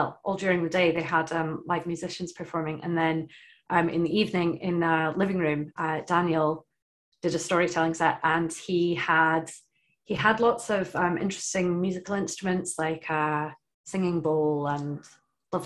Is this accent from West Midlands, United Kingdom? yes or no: no; Shetland, Scotland, United Kingdom; in primary school, growing up in Shetland, we were told the Norse stories